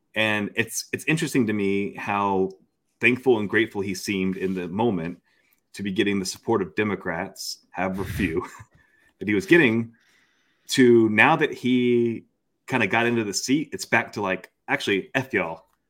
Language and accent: English; Florida, United States; moved away; also born or lived in Daunte Culpepper's hometown (Ocala, Florida); I'm actually nearing as much time out of Florida as I spent in Florida. So, um, I'm, I'm so close to being able to not, not say I'm from Florida anymore